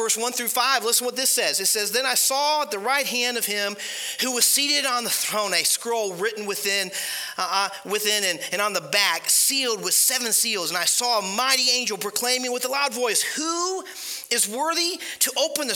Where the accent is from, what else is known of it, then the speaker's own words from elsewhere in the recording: Ohio, United States; moved away as an adult; also born or lived in Panama City Beach, Florida; we grew up in Ohio, so we know how Ohio is